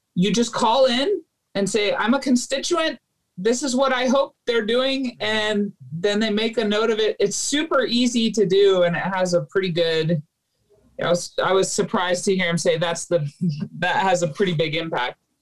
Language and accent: English; Philippines; moved away; I grew up in the Philippines